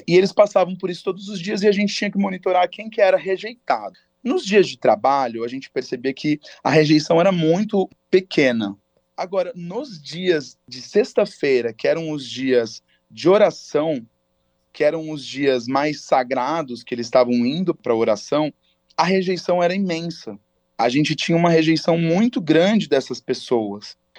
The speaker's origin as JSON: {"language": "Portuguese", "country": "Brazil", "said": "eu sou do Brasil"}